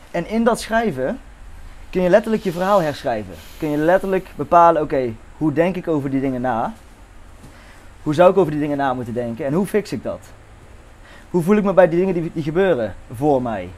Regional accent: Netherlands; geboren in Nederland

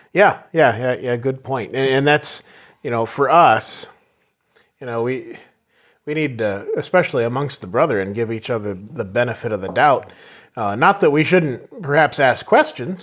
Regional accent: United States; us Americans

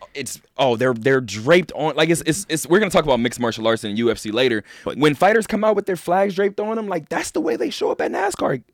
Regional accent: Southern California, United States; moved away; I love my hometown. I love just Southern California in general

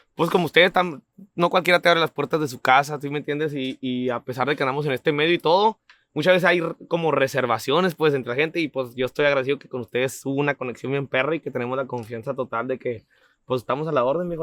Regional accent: Camargo, Chihuahua, Mexico; also born or lived in Delicias, Chihuahua / Kansas City; now in California, United States; nací en Delicia, Chihuahua, pero me crié en Camargo, Chihuahua totalmente.

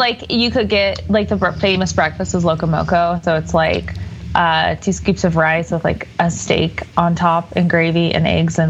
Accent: Colorado Springs, Colorado, United States; also born or lived in California / Hawaii; No, I'm originally from California, but I mostly grew up in Colorado Springs.

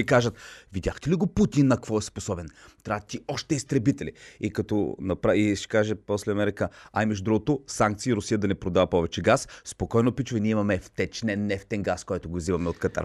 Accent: Bulgaria; аз като българин

